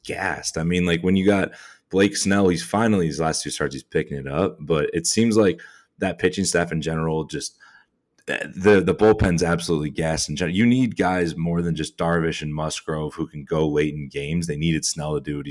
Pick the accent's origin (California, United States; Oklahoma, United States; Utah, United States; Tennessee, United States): California, United States; San Francisco; moved away as an adult; now in Chicago, United States; growing up in San Francisco area